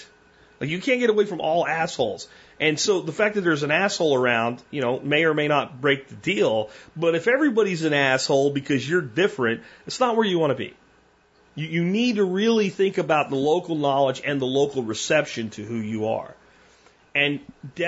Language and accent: English; Dallas, Texas, United States; we're from the Dallas-Fort Worth area